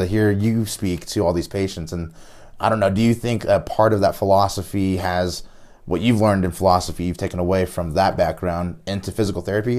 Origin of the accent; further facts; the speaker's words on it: Florida, United States; now in Durango, United States; I was raised in Florida